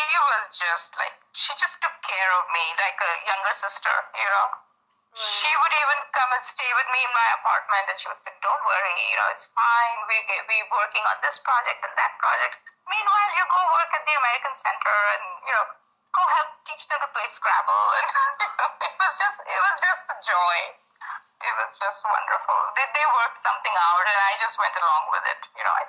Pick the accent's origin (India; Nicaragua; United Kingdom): India; And so, growing up in India, I grew up with, like, Indira Gandhi being the prime minister for so many years.